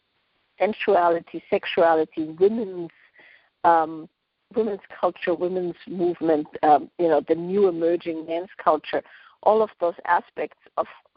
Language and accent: English; Austria; now in West Coast, United States; I grew up in Austria, so far away from Esalen